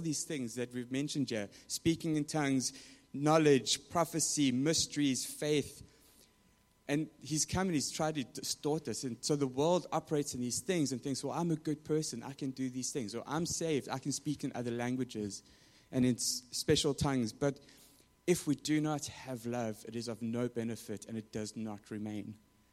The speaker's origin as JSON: {"language": "English", "country": "South Africa", "tie": "born or raised there", "moved": "yes", "said": "growing up in South Africa"}